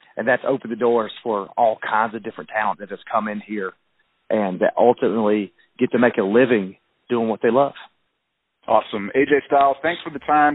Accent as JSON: {"language": "English", "region": "the South", "country": "United States", "accent": "southern"}